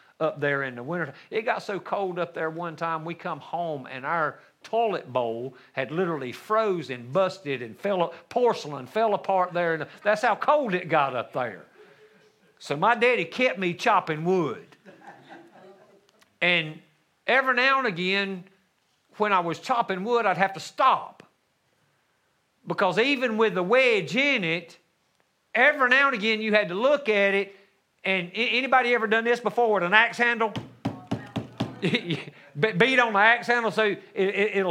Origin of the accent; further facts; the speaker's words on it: North Carolina, United States; we lived in the mountains of North Carolina, not my hometown, but even up higher on a mountain